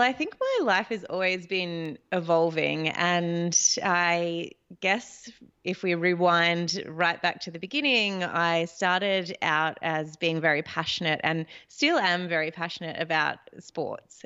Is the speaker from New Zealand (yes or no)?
no; Australia; as a Australian